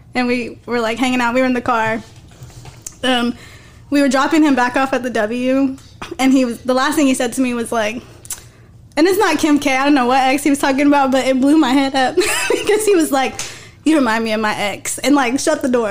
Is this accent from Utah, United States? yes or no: no; Odessa, Texas, United States; That's that's my hometown. That's West Texas.